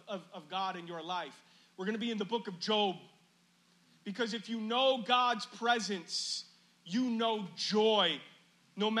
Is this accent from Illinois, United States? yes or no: yes; Chicago, Illinois, United States; moved away; I've lived outside of Chicago now longer than I've lived in Chicago in the beginning of my life. But it's still my hometown